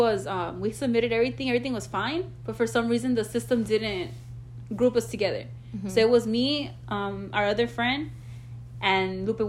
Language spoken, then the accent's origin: English; Southern California, United States